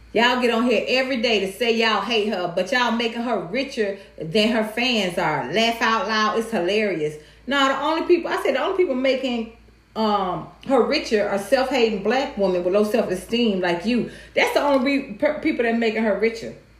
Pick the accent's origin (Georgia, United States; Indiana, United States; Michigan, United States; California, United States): Georgia, United States; Atlanta; growing up in Atlanta